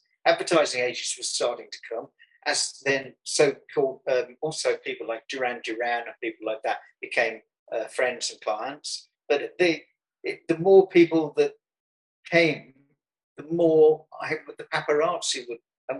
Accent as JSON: {"language": "English", "town": "Birmingham", "region": "West Midlands", "country": "United Kingdom", "said": "Well, that's one of the beauties of coming from Birmingham. You can be mistaken for an Aussie."}